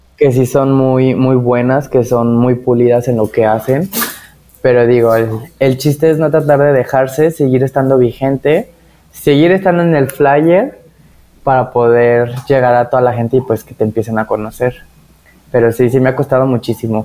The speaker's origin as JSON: {"language": "Spanish", "town": "Tepatitlán", "region": "Jalisco", "country": "Mexico", "moved": "yes", "lives_now": "Guadalajara, Mexico", "said": "allá de donde soy, que es en Tepatitlán"}